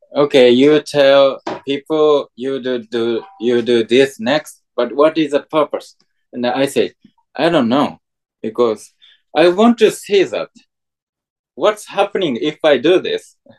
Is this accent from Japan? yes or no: yes; Japan; English is a second language; I'm from Japan